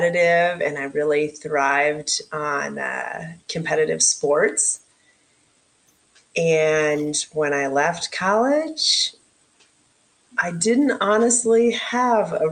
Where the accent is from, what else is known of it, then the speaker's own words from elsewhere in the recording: upstate New York, United States; moved away as an adult; I grew up in upstate New York on a dairy farm